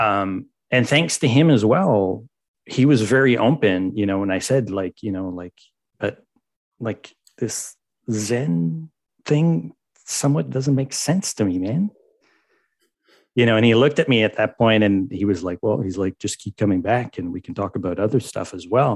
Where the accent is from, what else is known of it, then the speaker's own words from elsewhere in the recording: Montreal, Quebec, Canada; I'm from Montreal, but I come from a family that's been deeply scarred by the Catholic Church in, in Montreal